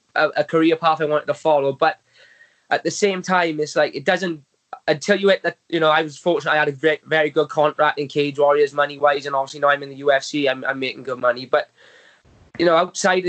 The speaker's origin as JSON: {"language": "English", "region": "Wales", "country": "United Kingdom", "said": "I'm Welsh and that we get behind my own."}